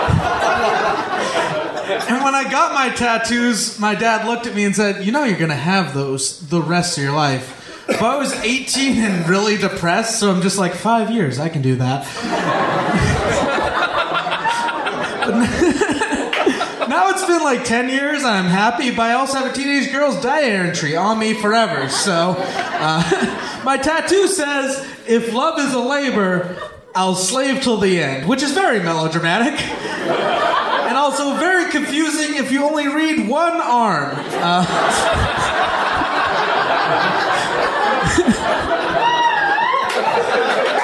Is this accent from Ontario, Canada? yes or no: no; Wolseley, Saskatchewan, Canada; I'm from the small town of Wolseley, Saskatchewan.